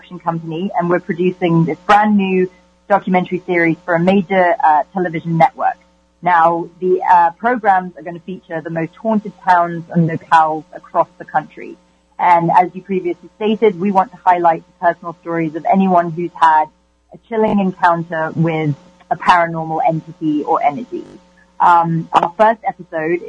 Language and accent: English; United Kingdom; I'm British